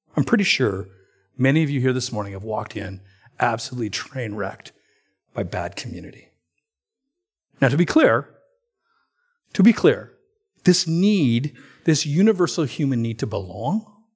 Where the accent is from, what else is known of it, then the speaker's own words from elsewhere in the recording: Alberta, Canada; Now, I'm from Alberta.